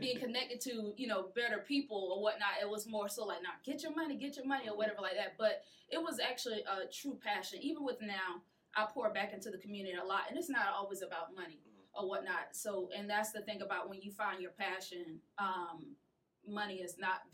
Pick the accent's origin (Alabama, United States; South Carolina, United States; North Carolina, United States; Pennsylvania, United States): South Carolina, United States; Sumter; I'm actually from, don't laugh, Southside, part of Sumter